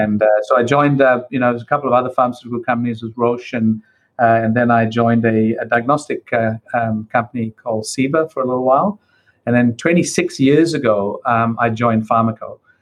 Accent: Perth, Western Australia, Australia; now in New Zealand; I'm a migrant to New Zealand. I came to New Zealand back in 1988 from Perth in Western Australia. So I came from Perth to Wellington.

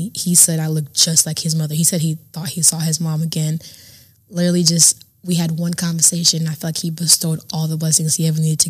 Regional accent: Dallas, Texas, United States; also born or lived in Kenya; So I was born in Kenya. Mm-hmm. All right. I moved to Dallas when I was 9 years old.

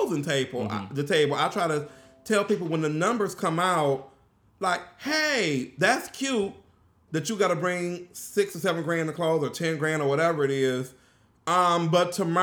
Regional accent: Pontiac, Michigan, United States; I'm from Pontiac. We didn't pay for trash

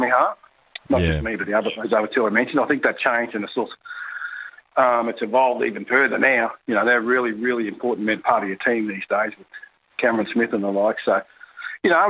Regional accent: Queensland, Australia; you're a young kid growing up in Queensland in the 80s

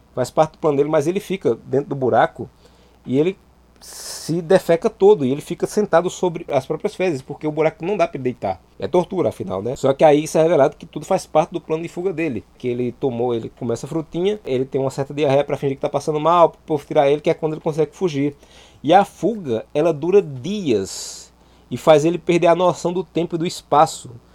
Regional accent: Santa Cruz do Capibaribe, Pernambuco, Brazil; also born or lived in Caruaru; Eu nasci em Caruaru, mas fui criado numa cidade é, vizinha chamada Santa Cruz do Caparibe

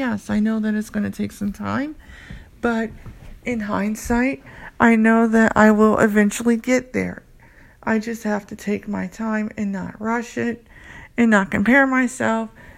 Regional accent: United States; I'm from the United States

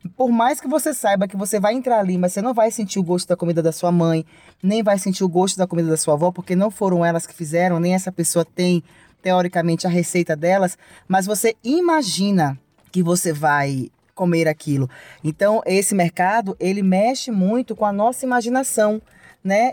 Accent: Salvador, Bahia, Brazil; Eu sou baiana e eu sou uma baiana apaixonada pela Bahia

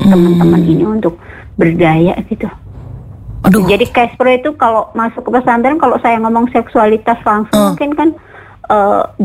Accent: Brebes, Central Java, Indonesia; now in Cirebon, Indonesia; saya aslinya Jawa Tengah sebenarnya saya aslinya Brebes

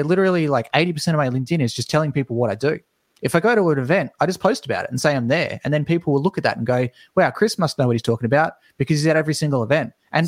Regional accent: Australia; As an Australian, it's impossible.

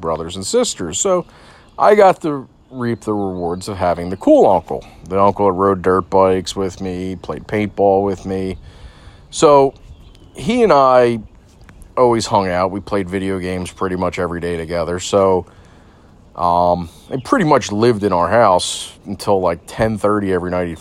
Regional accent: Delaware County, Pennsylvania, United States; I grew up in Delaware County

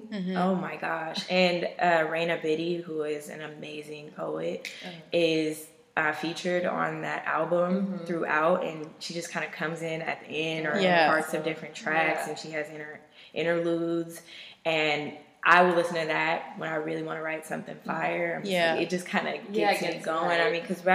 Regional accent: Seattle, Washington, United States; also born or lived in Renton, Washington; I'm from Seattle. I was born, raised in Skyway, and yeah, I guess it's arguable whether that's a part of Seattle

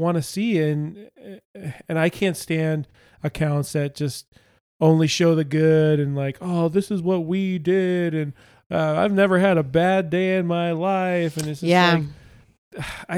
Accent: Southern California, United States; growing up in Southern California

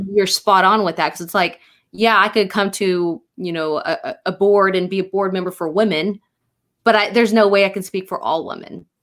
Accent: Rush Springs, Oklahoma, United States; I'm from from Rush Springs, so it's about. I, I think it's about an hour and a half, maybe two or three hours from uh, Tulsa

